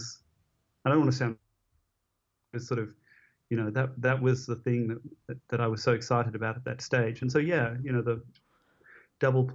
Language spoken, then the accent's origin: English; Sydney, New South Wales, Australia; we were all growing up in Sydney